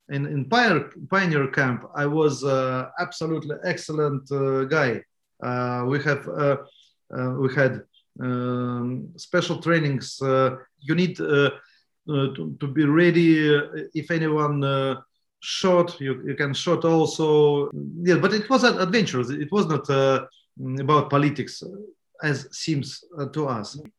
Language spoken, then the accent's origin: English; Tallinn, Harju County, Estonia; English is a second language; also born or lived in Keila; I was born in Keila, and first it is near Tallinn. Uh, and first uh, ten months of my life, I lived there. But then I, uh, family back to Tallinn, and I live in Kozipirita district.